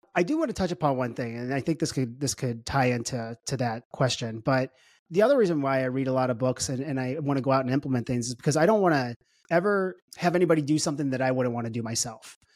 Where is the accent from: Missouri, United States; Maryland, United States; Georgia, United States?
Missouri, United States; St. Louis; I was, I was born and raised in Saint Louis, Missouri